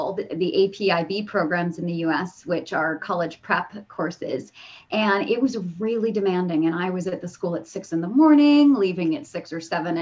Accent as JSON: {"language": "English", "country": "Canada", "moved": "as an adult", "said": "I'm originally from Canada, and we moved down because of a signing bonus"}